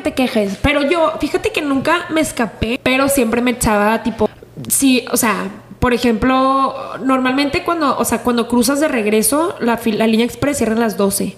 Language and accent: Spanish; El Paso, Texas, United States; also born or lived in Ciudad Juárez, Mexico; somos de El Paso Juárez